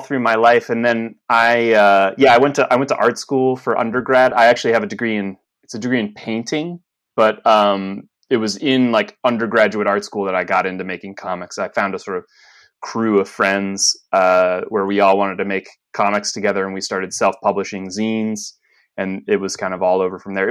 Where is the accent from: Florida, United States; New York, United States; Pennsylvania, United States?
Pennsylvania, United States; Lewisburg; I grew up in central Pennsylvania, largely, a little town called Lewisburg